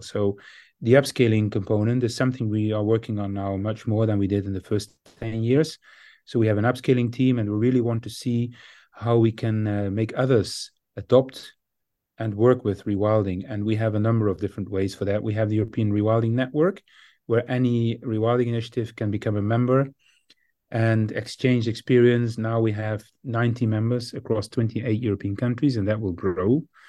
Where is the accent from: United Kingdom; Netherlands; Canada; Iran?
Netherlands; my home country, the Netherlands